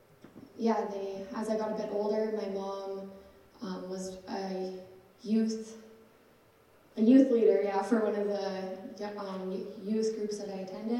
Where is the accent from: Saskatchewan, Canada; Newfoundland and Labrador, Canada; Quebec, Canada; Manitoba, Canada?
Saskatchewan, Canada; Regina; I was born and raised in Regina.